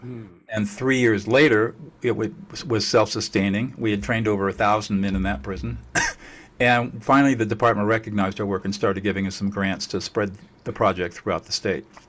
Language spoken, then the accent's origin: English; Southern California, United States; I grew up in Southern California